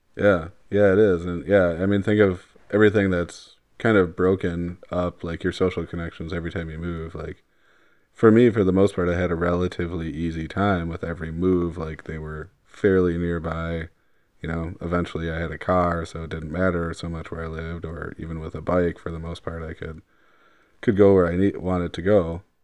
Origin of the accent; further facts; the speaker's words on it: Wauwatosa, Wisconsin, United States; growing up in Wauwatosa